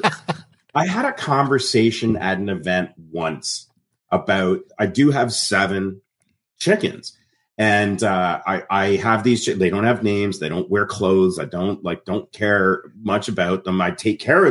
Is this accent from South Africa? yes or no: no; Canada; I grew up in Canada. My parents were very British. My grandparents were very British. I was first generation Canadian.